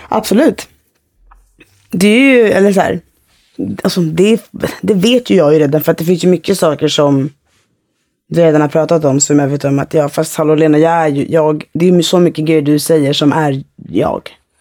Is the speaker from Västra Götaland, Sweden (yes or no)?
no; Fisksätra, Stockholm County, Sweden; jag växte upp i Fisksätra